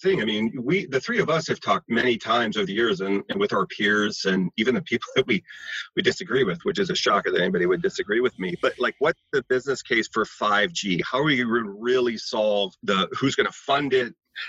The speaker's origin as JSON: {"language": "English", "town": "Tulsa", "region": "Oklahoma", "country": "United States", "tie": "born or raised there", "said": "I grew up in Tulsa, Oklahoma, let's say, and I want to work in LA or I want to work here in New York City"}